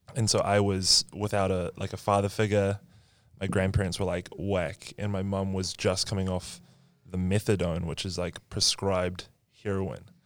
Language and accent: English; New Zealand; I'm from New Zealand